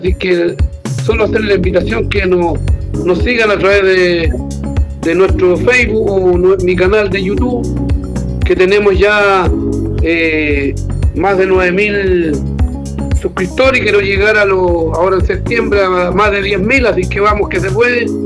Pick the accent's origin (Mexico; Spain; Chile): Chile; Como buenos chilenos